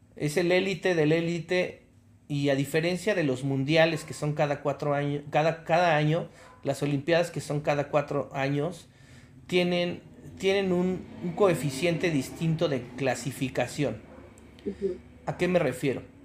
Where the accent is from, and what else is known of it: Mexico